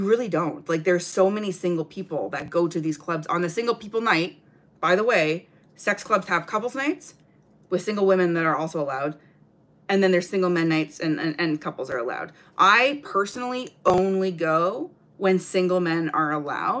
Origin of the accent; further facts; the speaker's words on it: Canada; I'm Canadian